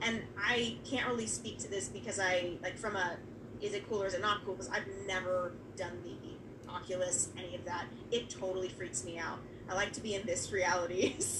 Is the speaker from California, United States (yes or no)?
yes; Bay Area, California, United States; So I grew up in the Bay Area, right?